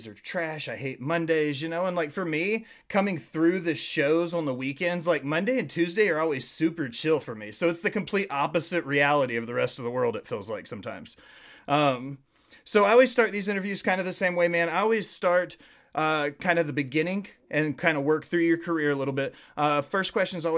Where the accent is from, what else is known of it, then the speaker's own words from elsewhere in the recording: Nashville, Tennessee, United States; now in Murfreesboro, United States; I was born and raised in Nashville